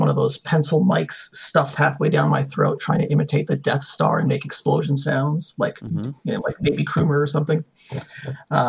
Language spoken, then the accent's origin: English; Toronto, Ontario, Canada; as a Canadian, as a Torontonian